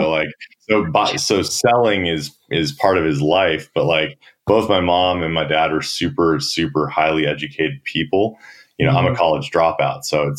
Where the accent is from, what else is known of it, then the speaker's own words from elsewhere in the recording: San Diego, California, United States; I grew up in San Diego.